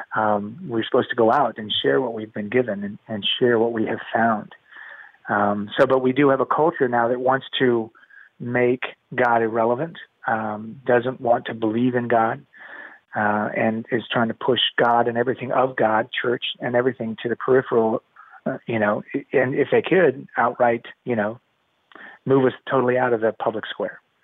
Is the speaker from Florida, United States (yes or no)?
yes; Miami, Florida, United States; born or raised there; also born or lived in Colombia / Atlanta, Georgia